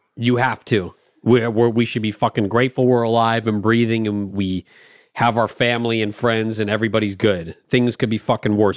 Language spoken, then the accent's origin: English; Los Angeles, California, United States; growing up in L